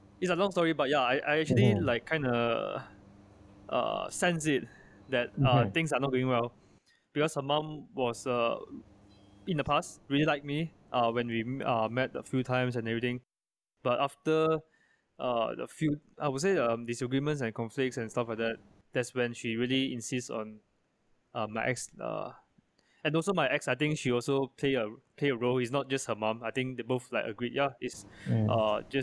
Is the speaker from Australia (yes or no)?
no; Malaysia; I am Chinese Malaysian, I'm not American